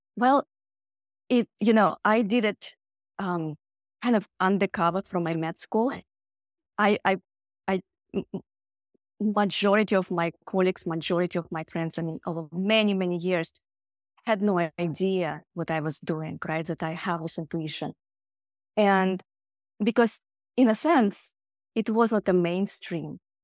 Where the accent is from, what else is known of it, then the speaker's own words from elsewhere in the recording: Siberia, Russia; moved away; I grew up in Siberia